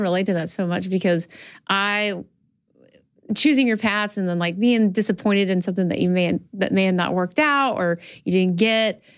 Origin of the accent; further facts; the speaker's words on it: Birmingham, Alabama, United States; I'm from Alabama.